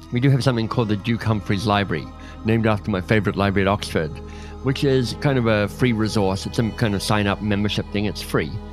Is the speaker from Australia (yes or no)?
yes; Australia; I'm Australian